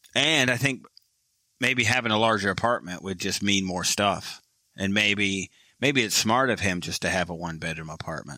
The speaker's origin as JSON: {"language": "English", "region": "Michigan", "country": "United States", "tie": "born or raised there", "said": "I was born in Michigan and I was a kid in Michigan"}